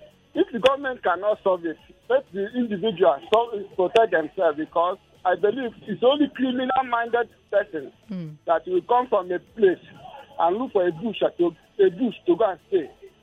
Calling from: Iju-Ishaga, Lagos, Nigeria; I'm calling from Iju, Shaga.

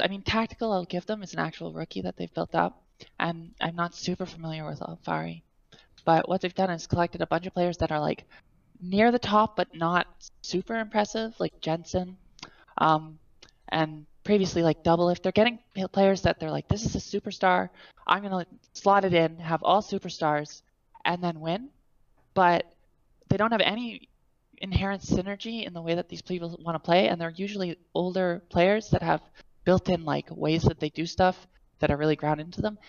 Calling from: Canada; I'm calling from Canada.

